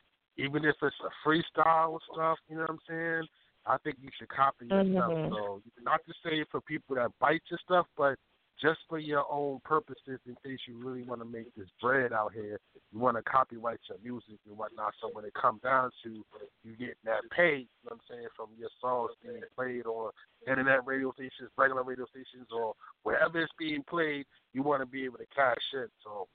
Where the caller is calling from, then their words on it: Baltimore, Maryland, United States; Baltimore, Maryland, East Side, Zone 18.